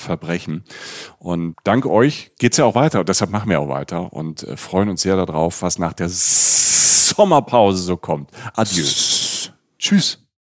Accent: Rhineland-Palatinate, Germany; also born or lived in Cologne; ich bin aus der Pfalz

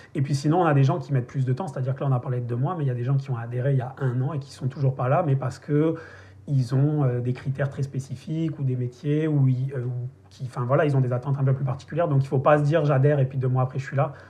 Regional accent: the South of France, France; moved away as an adult; also born or lived in Paris; moi je viens du Sud

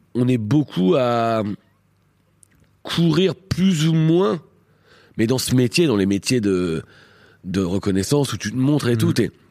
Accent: Beaumont-en-Véron, Centre-Val de Loire, France; moved away; also born or lived in Normandy / Paris; j'ai grandi à eux à Beaumont-Véron

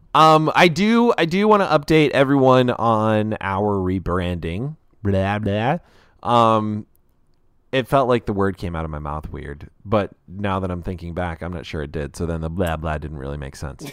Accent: United States; I am an American

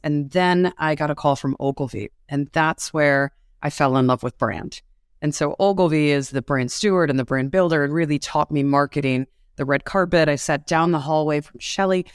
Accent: New York City, New York, United States; I'm a New Yorker. Um, I have been raised on the mean streets of the, uh, Manhattan cities through the eighties

